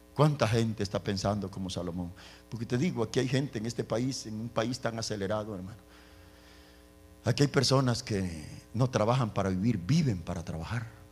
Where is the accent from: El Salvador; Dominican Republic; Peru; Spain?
El Salvador; Yo soy salvadoreño